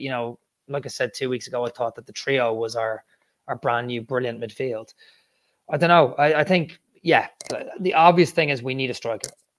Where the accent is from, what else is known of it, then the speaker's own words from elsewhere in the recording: Ireland; I'm Irish